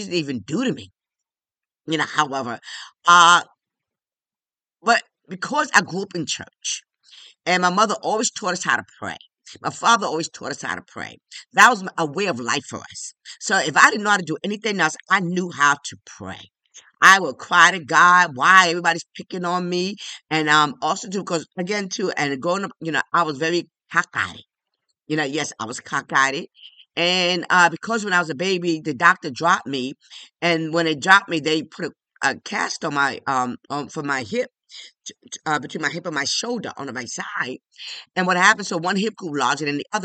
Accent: New York City, New York, United States; I'm one of 12, and I grew up in the South Bronx in the hood. Yes, right on Washington Avenue

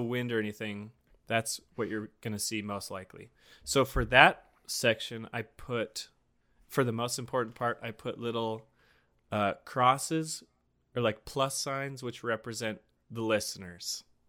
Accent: Montana, United States; we're both from Montana

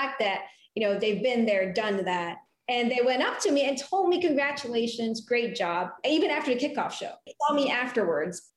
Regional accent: Philippines; moved away; I was born and raised in the Philippines

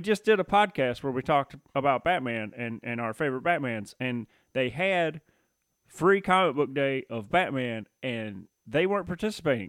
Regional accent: Tennessee, United States; now in Michigan, United States; I grew up in Tennessee

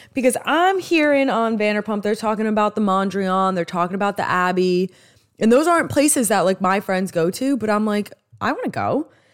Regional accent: New York, United States; accent: New York; my New York accent

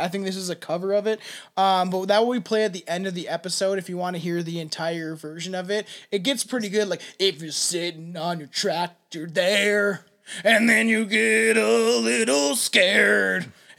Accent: Canada; I'm from Canada.

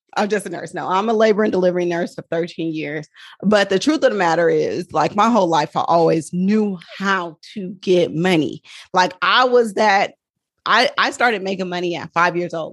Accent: Oakland, California, United States; I'm from Oakland, California

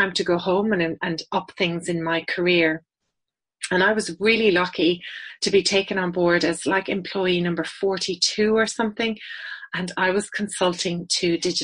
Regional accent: west of Ireland, Ireland; accent: Irish; moved away as an adult; also born or lived in Dublin / United Kingdom / Sydney, Australia / New Zealand; This is an Irish accent. I'm based in Ireland, but I work with agencies all around the world. I help them with their business challenges that stop them being successful. I was born in Dublin, but raised in the west of Ireland

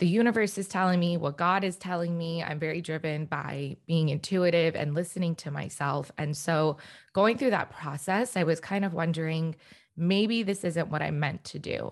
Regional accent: DC area, Northern Virginia, United States; also born or lived in Richmond, Virginia; now in Los Angeles, United States; I am originally actually from the East Coast. So right now I'm living in Los Angeles, but I'm from the Northern Virginia, DC area

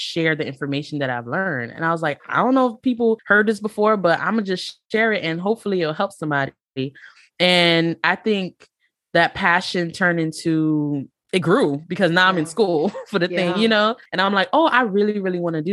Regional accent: Miami, Florida, United States; now in North Florida, United States; I'm originally from Miami

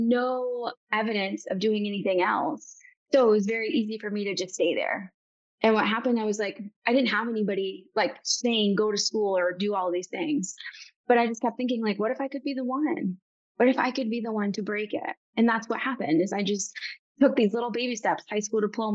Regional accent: Bay City, Michigan, United States; I'm from Bay City, Michigan.

